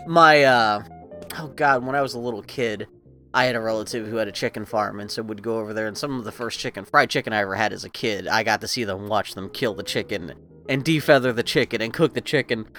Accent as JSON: {"language": "English", "region": "East Coast", "country": "United States", "tie": "born or raised there", "moved": "yes", "said": "I grew up on the on the East Coast"}